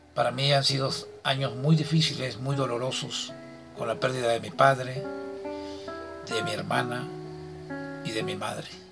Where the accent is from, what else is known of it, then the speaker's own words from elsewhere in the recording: Cosoleacaque, Veracruz, Mexico; yo soy de Cosoleacaque, Veracruz